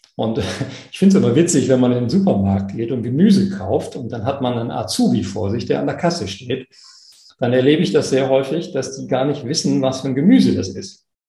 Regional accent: East Frisia, Lower Saxony, Germany; Ich komme aus Ostfriesland, da gibt es diese schönen schwarz-weißen ostfriesischen Milchkühe

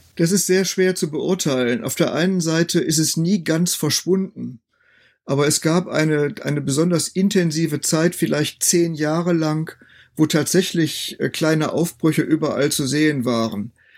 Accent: North Rhine-Westphalia, Germany; moved away as an adult; also born or lived in Münster / Bethel, Bielefeld / Greifswald; Ich komme ja nun nicht aus Ostdeutschland, sondern bin als Westfale eher in einem satten volkskirchlichen Kontext aufgewachsen

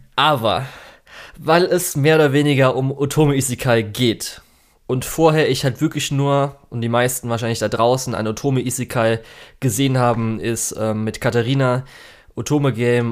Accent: Germany

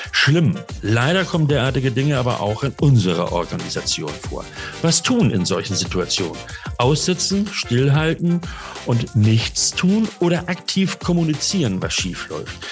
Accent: Hamburg, Germany; ich bin Hamburger und heute im Norden unterwegs

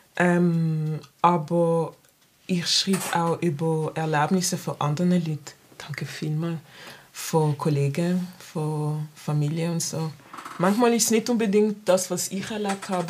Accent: Basel, Basel-Stadt, Switzerland; ich bin in der Stadt aufgewachsen, Basel-Stadt

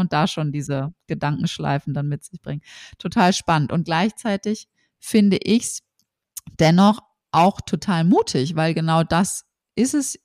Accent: Berlin, Germany; wir kommen beide aus Berlin.

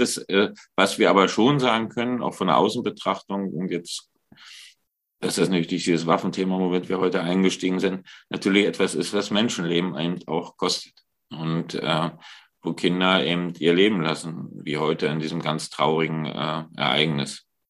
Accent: Germany; wir sind da als Deutsche

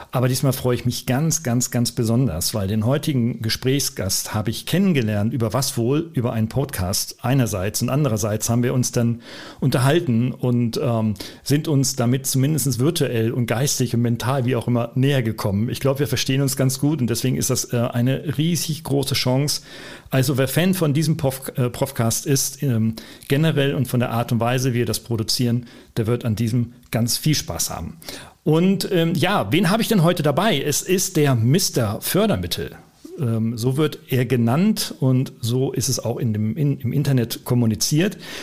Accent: Oldenburg, Lower Saxony, Germany; wir beide Norddeutsche sind, du in Hamburg und ich, ja. aus, ich aus Ollenburg

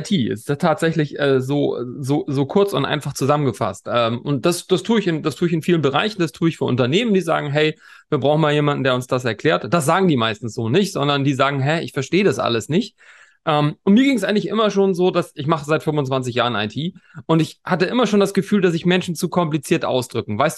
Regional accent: Hamburg, Germany; wenn man sagt, wo kommst du her? Aus Hamburg, sagen alle, ach, das ist ja toll. Und jeder hat eine tolle Geschichte zu Hamburg. Und ähm, so ging es mir natürlich auch, logischerweise.

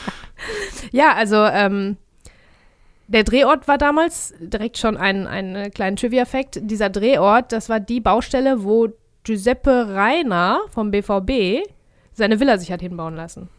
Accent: Ruhr area, North Rhine-Westphalia, Germany; wir sind aus dem Ruhrpott.

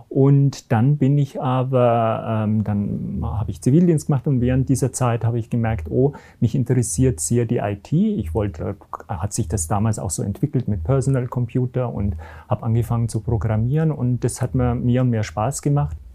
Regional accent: Garmisch-Partenkirchen, Bavaria, Germany; Ich komme aus Garmisch-Partenkirchen

